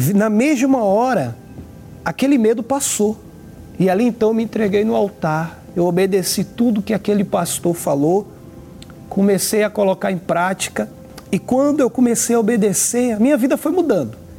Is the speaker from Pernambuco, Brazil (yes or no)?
yes; Recife, Pernambuco, Brazil; now in Rio de Janeiro, Brazil; atualmente moro no Rio de Janeiro, mas eu sou de Pernambuco, Recife